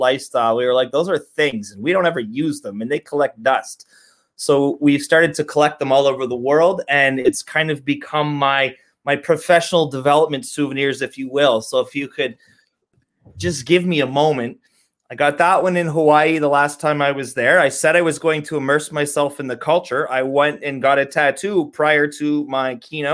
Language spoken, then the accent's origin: English; Canada; I'm from Canada.